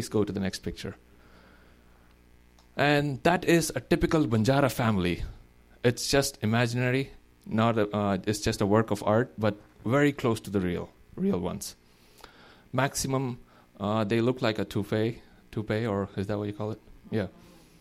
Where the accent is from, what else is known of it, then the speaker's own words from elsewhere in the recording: India; moved away; We are 1.3 billion now in our country